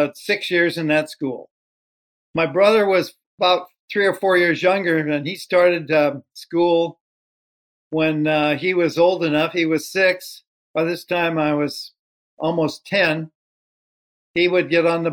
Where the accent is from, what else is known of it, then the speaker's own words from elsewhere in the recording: Seattle, Washington, United States; I was born in Seattle, Washington in 1934, so I'm 88 years old